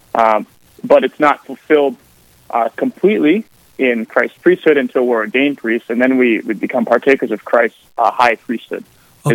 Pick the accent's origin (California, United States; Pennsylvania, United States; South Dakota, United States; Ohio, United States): South Dakota, United States; Aberdeen; moved away as an adult; also born or lived in Mobridge, South Dakota / St. Paul, Minnesota / Rome; I'm uh, originally from Aberdeen, South Dakota, just the northern part of the northeastern part of the state